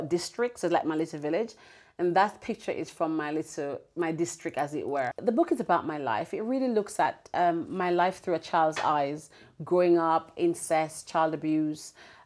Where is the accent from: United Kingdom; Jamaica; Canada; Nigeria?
Jamaica; Braes River, Saint Elizabeth; moved away; I'm the girl who grew up in Jamaica, sold mangoes on the train